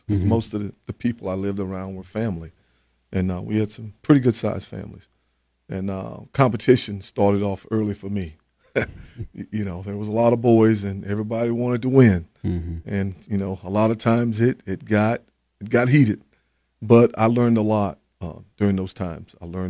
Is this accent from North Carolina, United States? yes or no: yes; Florence, North Carolina, United States; I grew up in Eastern part of North Carolina, small town called Florence, North Carolina. I grew up in a small fishing community, but it was more farming.